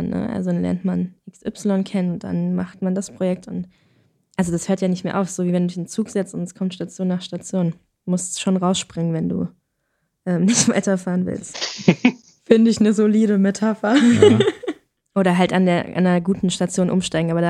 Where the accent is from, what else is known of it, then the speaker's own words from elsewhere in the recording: Hesse, Germany; now in Berlin, Germany; also ich komme aus Hessen im, im Theaterbusiness und kam dann nach Berlin ans Institut, wo Theater und Film unterrichtet wird